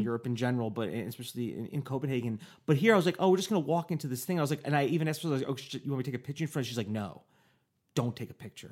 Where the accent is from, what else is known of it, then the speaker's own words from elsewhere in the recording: United States; I'm an American